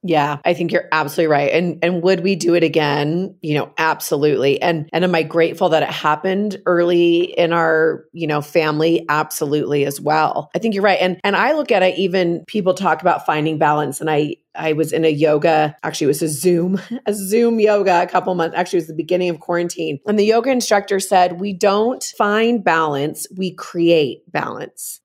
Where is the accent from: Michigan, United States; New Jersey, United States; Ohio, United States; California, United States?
California, United States; San Francisco Bay Area; moved away as an adult; also born or lived in Utah; I'm originally from the San Francisco Bay Area. I came out to Utah to actually go to college